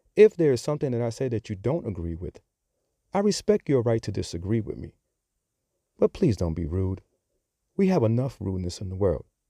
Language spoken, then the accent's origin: English; New York City, New York, United States; accent: New York; now in Charlotte, United States; I'm sure that you have picked up on my accent. So, yes, I am from New York. And as I always like to say, I'm just a simple dude from the Bronx